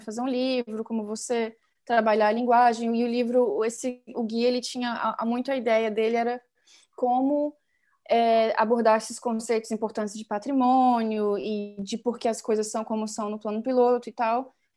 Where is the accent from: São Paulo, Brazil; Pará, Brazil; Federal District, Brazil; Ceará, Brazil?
Federal District, Brazil; Brasília; eu nasci e cresci em Brasília